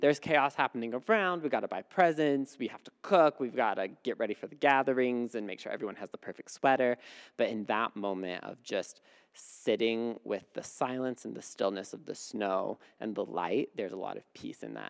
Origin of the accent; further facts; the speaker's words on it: Midwest, United States; moved away; I grew up in the Midwest where it gets really cold